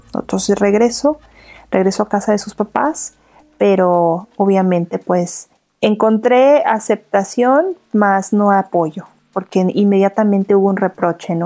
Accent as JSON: {"language": "Spanish", "region": "Morelos", "country": "Mexico", "also_born_or_lived": "Mexico City", "moved": "as an adult", "said": "en, Morelos, en el estado de donde yo soy"}